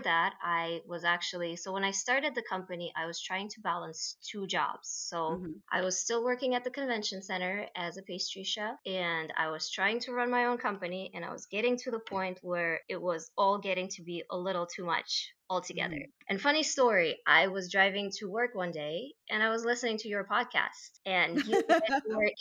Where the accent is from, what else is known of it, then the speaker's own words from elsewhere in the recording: Russia; moved away as an adult; now in United States; originally, I am from Russia